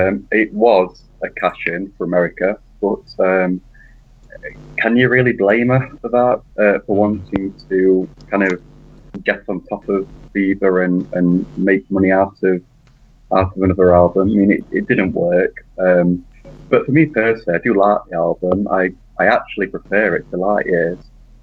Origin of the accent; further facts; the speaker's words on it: Sheffield, Yorkshire and the Humber, United Kingdom; I'm actually from Sheffield as well.